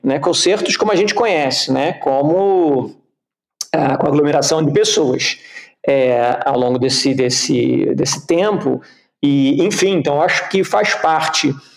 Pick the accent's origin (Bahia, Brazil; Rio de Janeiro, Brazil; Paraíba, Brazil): Rio de Janeiro, Brazil; moved away; also born or lived in Geneva / Curitiba; Eu sou carioca, eu cresci no Rio de Janeiro